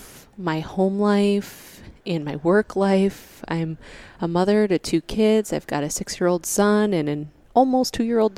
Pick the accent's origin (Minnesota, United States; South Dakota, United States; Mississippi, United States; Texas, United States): South Dakota, United States; Burbank; I hail from Burbank, South Dakota, where I work full-time as a nurse anesthetist